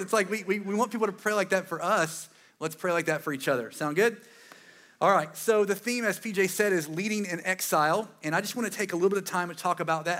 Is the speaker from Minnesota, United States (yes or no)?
no; Eastern North Carolina, United States; I'm from here, East North Carolina. I'm pretty proud of it